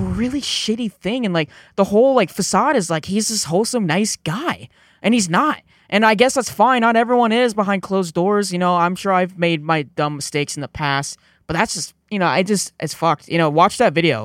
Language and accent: English; California, United States; I'm from Cali